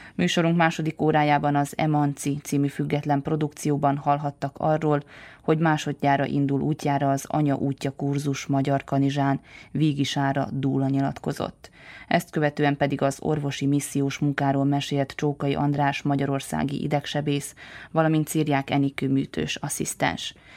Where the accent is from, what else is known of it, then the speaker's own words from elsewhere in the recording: Transylvania, Romania; moved away; én egy erdélyi magyar vagyok